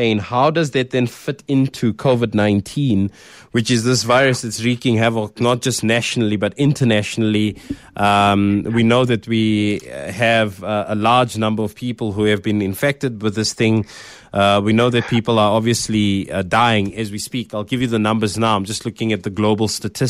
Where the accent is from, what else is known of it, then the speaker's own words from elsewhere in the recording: South Africa; being a South African, being black